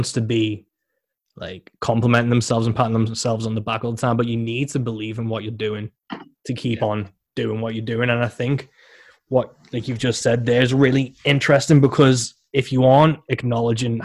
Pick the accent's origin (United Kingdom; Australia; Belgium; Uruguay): United Kingdom; England; I'm from England